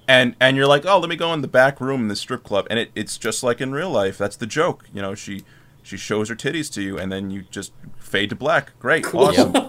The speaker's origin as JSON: {"language": "English", "country": "Philippines", "said": "But, yeah, but it's not, like, my home country, the Philippines, your dollar goes 50 times farther."}